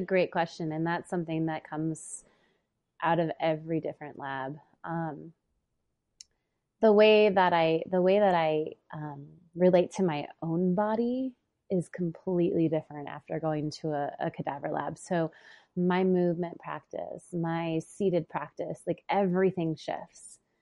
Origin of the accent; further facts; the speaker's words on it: Boulder, Colorado, United States; the cadaver labs are in Boulder. So it's like I'm taking the the training in my hometown